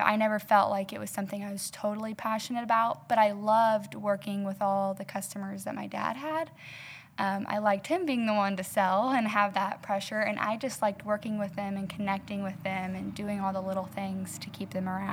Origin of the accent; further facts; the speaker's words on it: South East Illinois, United States; I was born and raised in South East Illinois with my family down south of Effingham